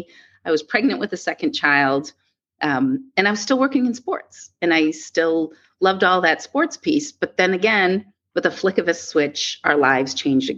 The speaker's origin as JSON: {"language": "English", "town": "Boston", "region": "Massachusetts", "country": "United States", "tie": "born or raised there", "also_born_or_lived": "New York", "said": "when I grew up here in the Boston area"}